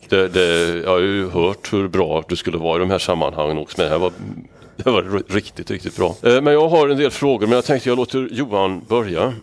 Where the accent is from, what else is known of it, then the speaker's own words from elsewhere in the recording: Värmland, Sweden; also born or lived in Bergslagen; jag är värmlänning och, och har sorts rötter i Bergslagen